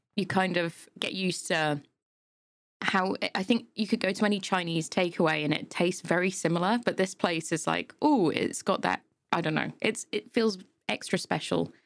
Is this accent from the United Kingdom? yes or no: yes; Yorkshire and the Humber, United Kingdom; now in Milton Keynes, United Kingdom; I'm come from Yorkshire, so hills there are just insane.